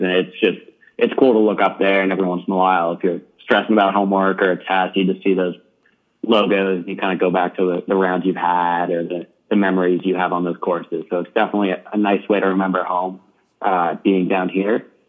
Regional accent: New York City, New York, United States; I'm from New York City

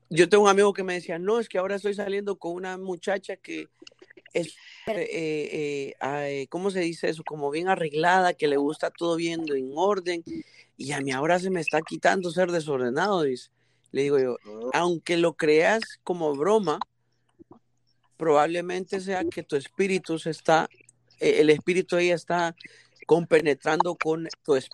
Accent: Tegucigalpa, Francisco Morazán, Honduras; yo soy de Honduras, ah, yo soy

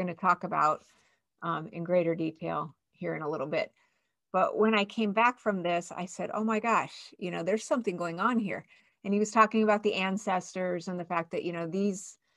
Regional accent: Albuquerque, New Mexico, United States; I grew up in Albuquerque, New Mexico, back in the 60s and 70s.

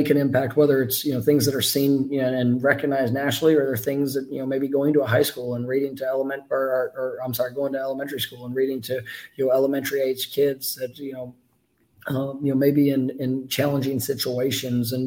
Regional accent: Dallas, Texas, United States; now in Tallahassee, United States; I was a young boy, I grew up in Dallas, Texas

